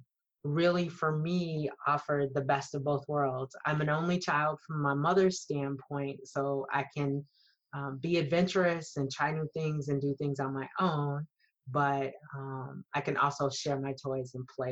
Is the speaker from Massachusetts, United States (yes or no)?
no; Des Moines, Iowa, United States; I am a Des Moines, Iowa native. So I grew up in the Midwest. I was born and raised there